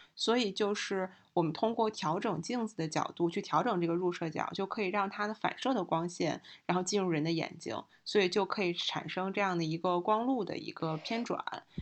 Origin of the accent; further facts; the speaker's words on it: Hebei, China; 也为我们家乡的博物馆打个 call